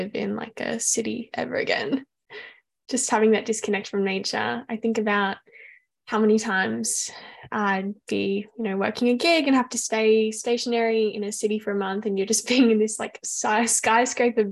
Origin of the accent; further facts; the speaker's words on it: Australia; as an Australian